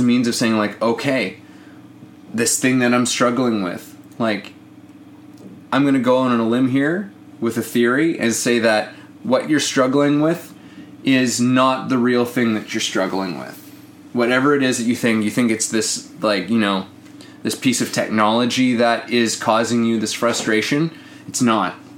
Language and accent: English; Canada; I'm Canadian